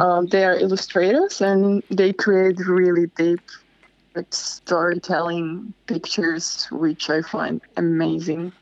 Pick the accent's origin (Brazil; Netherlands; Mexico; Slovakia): Slovakia; moved away as an adult; now in Bondi, Australia; I come from Slovakia